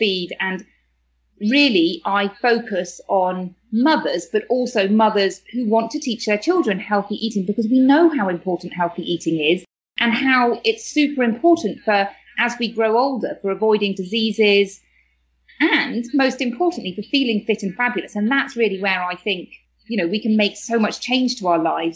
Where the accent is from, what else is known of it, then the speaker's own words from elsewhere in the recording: United Kingdom; moved away as an adult; now in Spain; you can probably tell from my accent that I'm from the UK